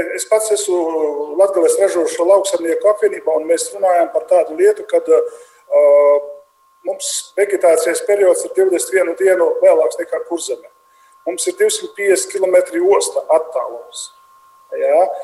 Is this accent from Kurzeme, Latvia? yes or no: no; Latgale, Latvia; accent: very strong accent; Es esmu vienkārši latvietis, kurš runā ar ļoti lielu akcentu.